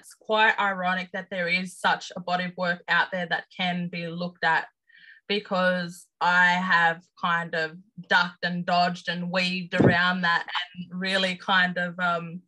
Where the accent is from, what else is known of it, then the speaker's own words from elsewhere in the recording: Sydney, New South Wales, Australia; as an Aboriginal person growing up in Redfern, living in Sydney